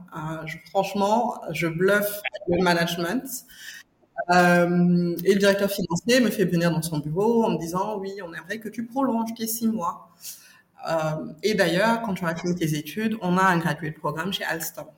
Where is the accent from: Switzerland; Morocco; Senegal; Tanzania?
Senegal; Dakar; je suis née et j'ai grandi au Sénégal